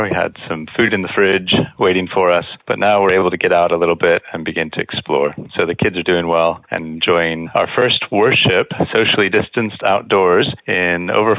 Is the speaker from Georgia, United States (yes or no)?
no; Peoria, Illinois, United States; I was born and raised in Peoria, Illinois. So I'm a Midwestern boy. My dad worked for Cat Tractor Company his whole career.